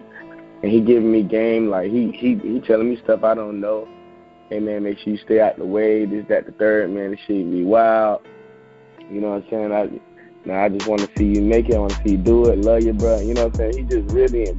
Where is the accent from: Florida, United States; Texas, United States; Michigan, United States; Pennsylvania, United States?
Florida, United States; Jacksonville; I'm from Jacksonville